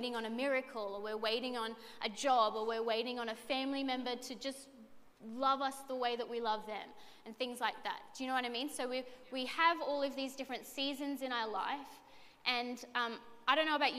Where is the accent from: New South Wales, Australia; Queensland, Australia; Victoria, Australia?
Queensland, Australia; Redcliffe; I'm actually born and bred in Redcliffe